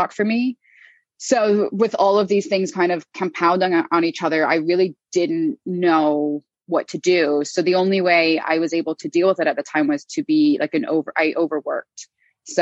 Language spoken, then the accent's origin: English; Ireland; moved away as an adult; also born or lived in United States; now in London, United Kingdom; I was born in the US, but I'm half Irish and I grew up in Ireland. I moved to London at 20